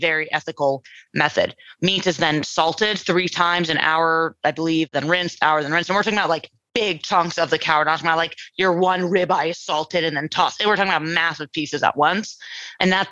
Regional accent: Los Angeles, California, United States; I'm born and raised in California, in Los Angeles, San Fernando Valley

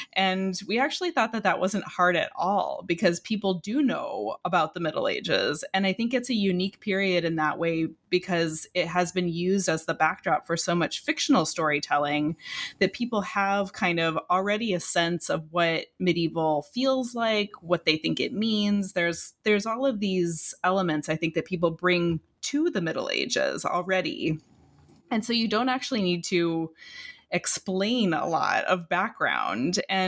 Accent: Illinois, United States; which is very close to where I grew up in Illinois.

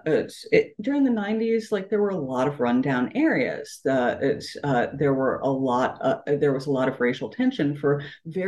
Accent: Appalachia, United States; the pride aspects of growing up in Appalachia and having this like really rich culture that has given me this enormous amount of satisfaction over my life

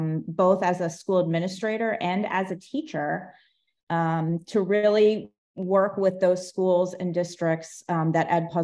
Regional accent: Cleveland, Ohio, United States; moved away as an adult; also born or lived in Orlando, Florida; now in Florida, United States; I grew up in Cleveland, Ohio.

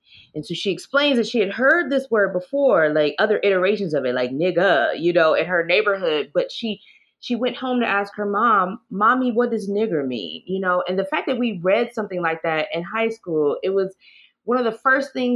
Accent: Fort Wayne, Indiana, United States; moved away as an adult; also born or lived in Atlanta; part of my life in Fort Wayne, other Black families whose families and grandparents had migrated from Alabama

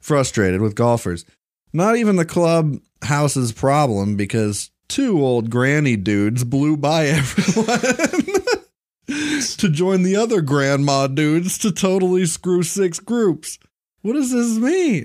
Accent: Bowling Green, Kentucky, United States; Uh, I'm from Bowling Green, Kentucky

